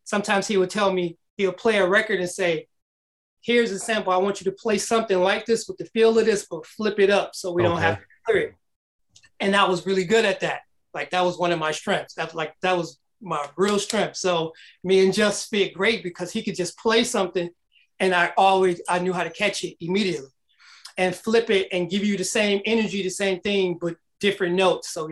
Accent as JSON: {"language": "English", "town": "Detroit", "region": "Michigan", "country": "United States", "tie": "born or raised there", "moved": "yes", "said": "growing up in Detroit, we had a lot of music that we listened"}